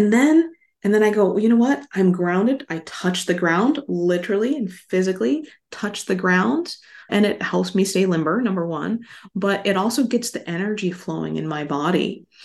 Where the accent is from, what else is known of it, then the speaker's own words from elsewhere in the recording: Las Vegas, Nevada, United States; also born or lived in Hawaii; I grew up in Las Vegas. I'm from Hawaii originally.